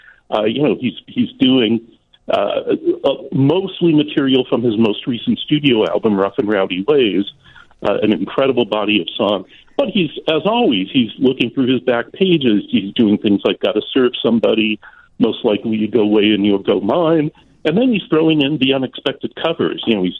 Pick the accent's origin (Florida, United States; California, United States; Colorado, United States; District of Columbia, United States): California, United States; Los Angeles; now in Tulsa, United States; growing up in Los Angeles, being in a house filled with music all the time.